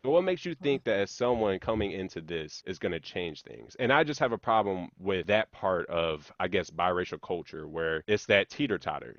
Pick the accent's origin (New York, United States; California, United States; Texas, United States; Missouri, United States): Missouri, United States; Hazelwood; growing up in Hazelwood